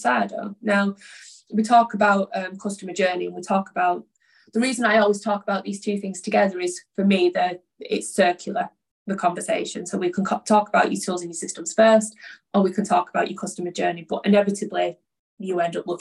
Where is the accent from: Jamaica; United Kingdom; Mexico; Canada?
United Kingdom; Oldham, North West England; I'm from Oldham originally. Like, I grew up in a very working class environment